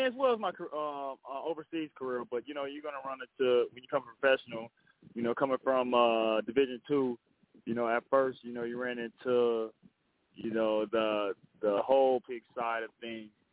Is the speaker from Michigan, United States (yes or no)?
yes; Flint, Michigan, United States; born or raised there